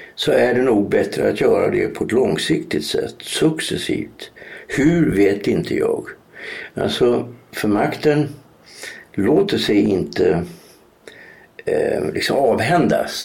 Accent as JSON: {"language": "Swedish", "region": "Norrland", "country": "Sweden", "moved": "yes", "said": "jag kommer ju från Norrland"}